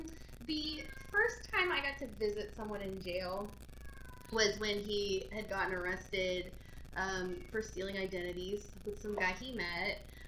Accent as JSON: {"language": "English", "town": "Oklahoma City", "region": "Oklahoma", "country": "United States", "also_born_or_lived": "Tulsa, Oklahoma", "said": "I'm from Oklahoma City. Here, I lived in Tulsa for like 7 months when I was 18"}